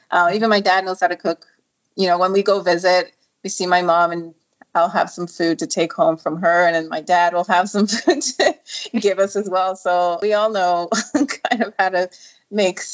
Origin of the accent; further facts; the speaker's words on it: Canada; also born or lived in Nigeria; I grew up in Canada. I was born in Nigeria, and then we still have family back home